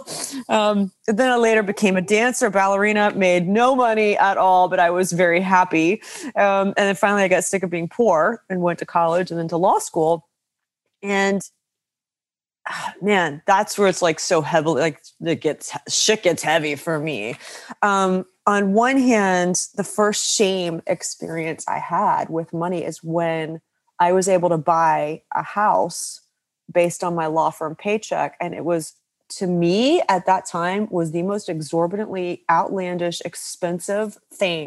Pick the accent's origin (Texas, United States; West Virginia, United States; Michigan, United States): West Virginia, United States; I grew up in West Virginia to a family of coal miners and very frugal